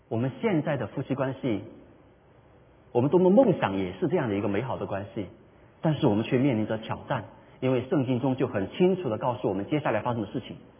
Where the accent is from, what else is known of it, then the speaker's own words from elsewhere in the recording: China; 我们中国人的传统佳节，中秋节